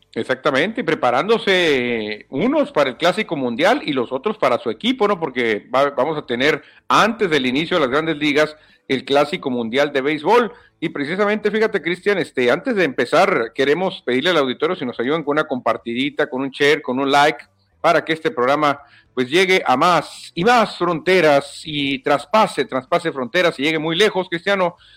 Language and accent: Spanish; Mexico